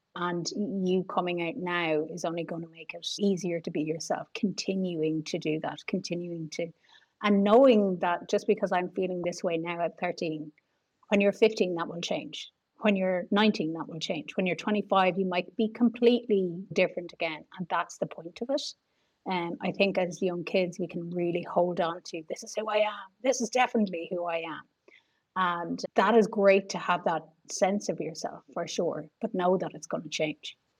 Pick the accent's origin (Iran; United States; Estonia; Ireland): Ireland; especially as a girl growing up in Ireland